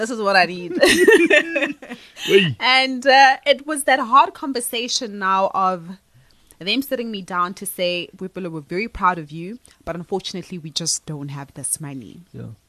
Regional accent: Johannesburg, Gauteng, South Africa; I was born and raised in Alexandra

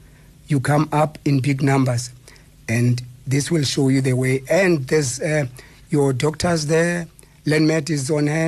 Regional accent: Eastern Cape, South Africa; now in Gauteng, South Africa; I mean, I came from the Eastern Cape, and then when I got here, I mean, I was a Transvala, and I was doing my thing here.

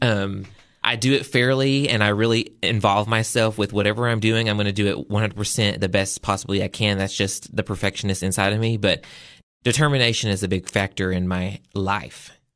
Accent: the South, United States; I'm from the South

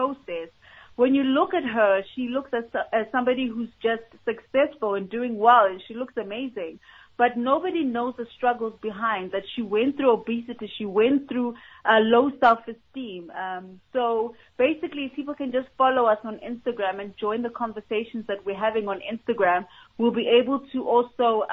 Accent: White River, Mpumalanga, South Africa; We're from Mpumalanga. I'm from White River. So we want to basically empower the places where we are from, especially because we were those young girls in those communities

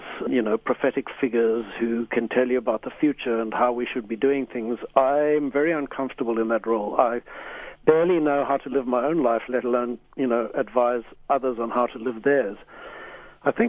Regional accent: Pretoria, Gauteng, South Africa; I grew up in Pretoria with a mother who has been something of a spiritual seeker in her time

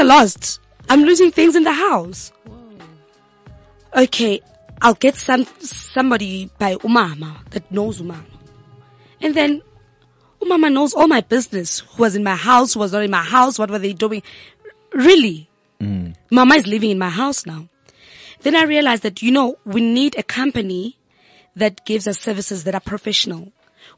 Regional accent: Kagiso, Gauteng, South Africa; when we grew up back at home in Kagiso, I'm from the West Rand

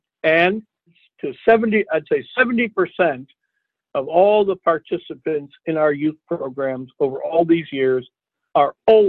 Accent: Iowa, United States; I'm from Iowa

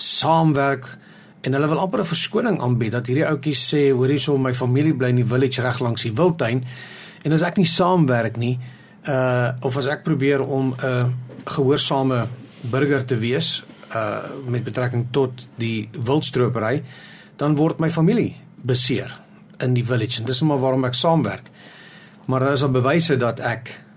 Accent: South Africa; ons as Suid-Afrikaners

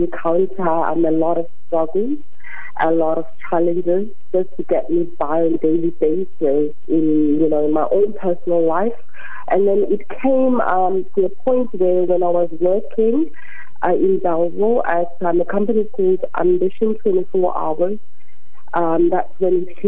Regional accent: Queenstown, Eastern Cape, South Africa; also born or lived in United Kingdom; now in Cape Town, South Africa; originally I'm from Queenstown, as Ezibeleni

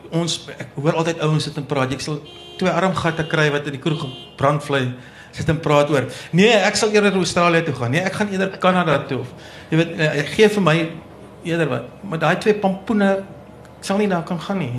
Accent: Danielskuil, Northern Cape, South Africa; Ek het op Daniel Skuil groot geword, so 'n plekkie in die Noord-Kaap

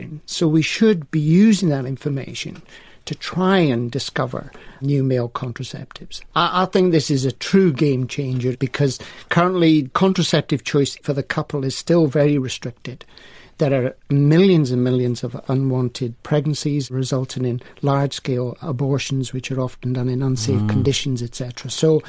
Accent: Welshpool, Wales, United Kingdom; also born or lived in Swansea; my hometown and village of Welshpool.

